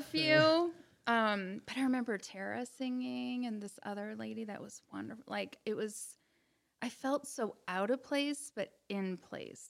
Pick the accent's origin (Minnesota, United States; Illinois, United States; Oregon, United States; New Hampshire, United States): Illinois, United States; Bourbonnais; I'm born and raised in Bourbonnais.